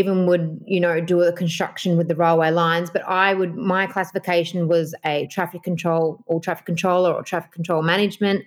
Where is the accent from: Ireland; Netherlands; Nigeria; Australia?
Australia; Melbourne, Victoria; I'm from Melbourne, Australia.